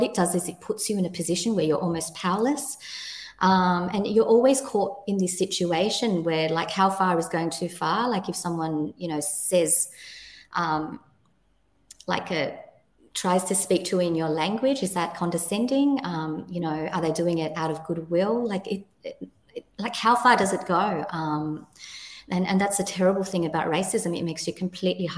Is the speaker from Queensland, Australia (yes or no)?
no; Sydney, New South Wales, Australia; moved away as an adult; now in New Zealand; I feel that I am Australian, and now I'm a New Zealander